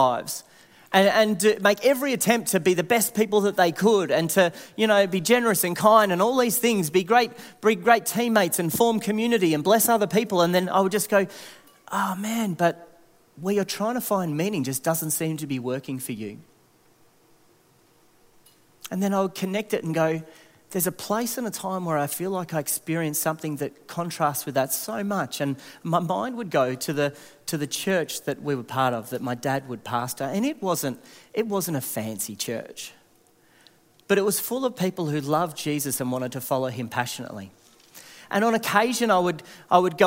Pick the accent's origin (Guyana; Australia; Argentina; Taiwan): Australia; Warrnambool, Victoria; I grew up in Warrnambool, so the wind really needs no explanation there